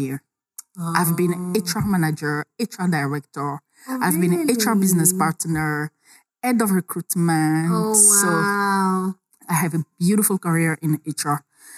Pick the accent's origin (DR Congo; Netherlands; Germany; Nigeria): DR Congo; Kisangani, Tshopo; I'm from Kisangani, a small town